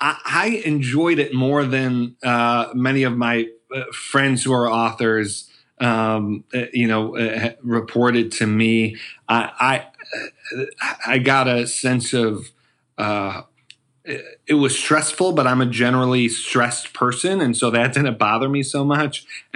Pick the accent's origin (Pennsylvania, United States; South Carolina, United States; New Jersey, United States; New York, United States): New York, United States; Buffalo; I'm from Buffalo, New York, and found my way to working with President Obama in the White House and on his campaigns.